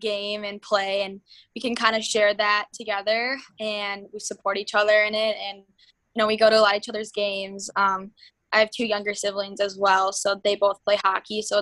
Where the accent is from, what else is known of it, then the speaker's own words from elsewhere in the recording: Minnetonka, Minnesota, United States; growing up in Minnetonka